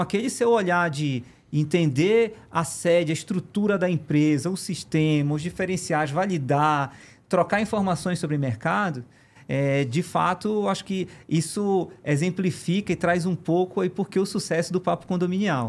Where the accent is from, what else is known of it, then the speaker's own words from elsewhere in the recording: Pará, Brazil; moved away as an adult; also born or lived in Belém; now in São Paulo, Brazil; eu não sou daqui, eu sou do Pará